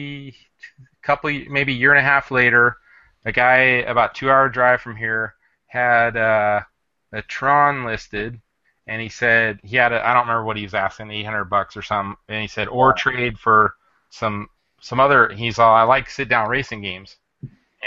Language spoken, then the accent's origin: English; Burbank, California, United States; I was born in Southern California in Burbank, kind of near the NBC studios